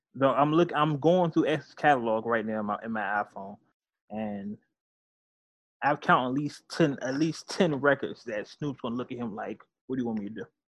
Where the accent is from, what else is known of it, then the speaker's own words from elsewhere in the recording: California, United States; I'm from California. Uh, I grew up um, 90s era California